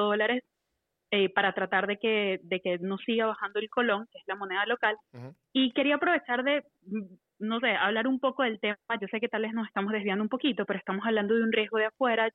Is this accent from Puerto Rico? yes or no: no; Venezuela; now in Costa Rica; soy venezolana, pero vivo en Costa Rica